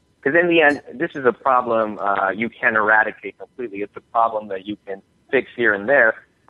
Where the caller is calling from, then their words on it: Miami, Florida, United States; I'm calling from Miami, and I'm over here in the Fusion offices.